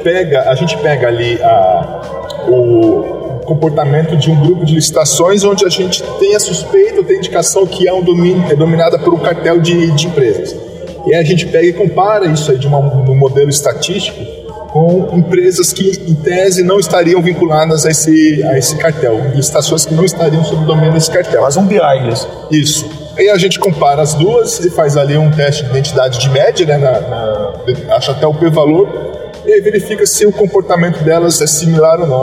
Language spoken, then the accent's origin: Portuguese; Curitiba, Paraná, Brazil; also born or lived in Presidente Prudente; Minha primeira lotação foi em Curitiba, eu tive o prazer já de ser lotado na minha cidade natal